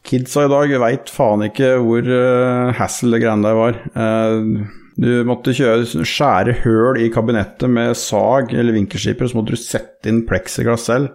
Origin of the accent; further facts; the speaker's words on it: Notodden, Vestfold og Telemark, Norway; er jo fra Notodden, uh, Norges rånehovedstad